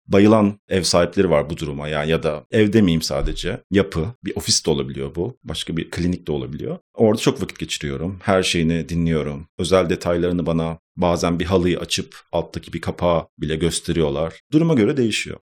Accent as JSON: {"language": "Turkish", "region": "Istanbul", "country": "Turkey", "tie": "born or raised there", "said": "Ben İstanbul doğumluyum zaten. İstanbul'da hep yaşadım. İstanbul Etiler'de geçti benim çocukluğum."}